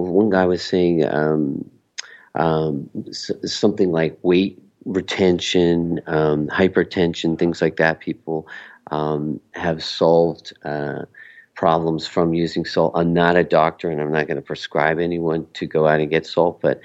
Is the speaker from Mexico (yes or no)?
yes; Mexico; we're from Mexico